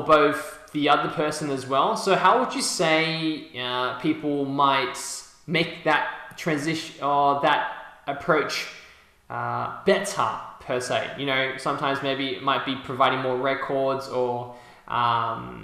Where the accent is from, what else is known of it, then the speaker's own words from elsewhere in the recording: Sydney, New South Wales, Australia; I'm from Sydney